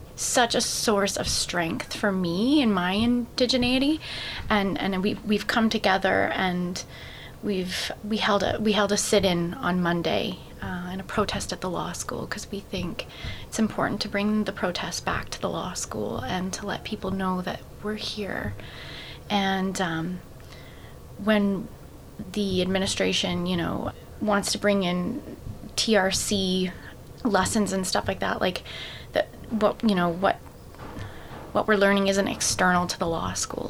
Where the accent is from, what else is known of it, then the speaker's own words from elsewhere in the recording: Brantford, Ontario, Canada; moved away as an adult; I come from uh, Brantford, Ontario, that's where I was born and raised